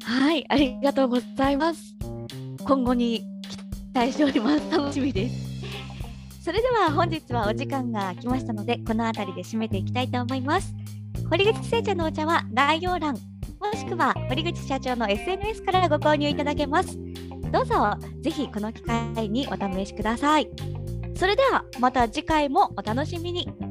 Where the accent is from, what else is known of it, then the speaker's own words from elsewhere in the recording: Kagoshima, Japan; 鹿児島生まれの鹿児島育